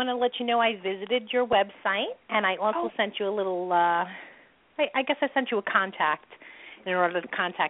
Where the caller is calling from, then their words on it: New York, United States; I'm calling from New York.